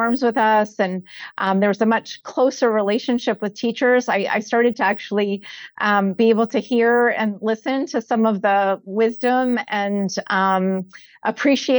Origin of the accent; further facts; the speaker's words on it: Connecticut, United States; I grew up in Connecticut, Luke, on the East Coast